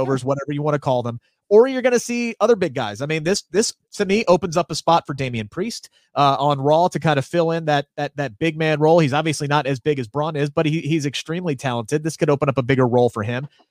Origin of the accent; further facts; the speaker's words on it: Cincinnati, Ohio, United States; I'm from Cincinnati